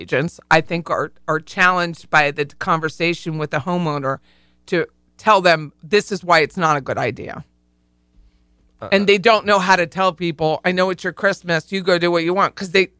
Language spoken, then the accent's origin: English; Pennsylvania, United States; I'm from Pennsylvania. I mean, that's our jam